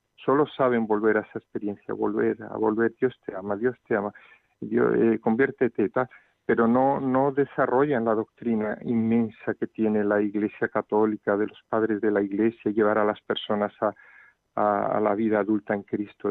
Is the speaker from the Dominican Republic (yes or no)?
no; Cádiz, Andalusia, Spain; moved away as an adult; also born or lived in Rome / Brazil; now in Seville, Spain; aunque nunca viví porque mi padre era marino y, fuimos criados en Cádiz, a 100 kilómetros de aquí